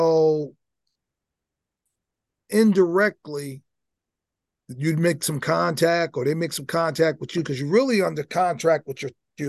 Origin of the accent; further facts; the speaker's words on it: New Jersey, United States; My home state.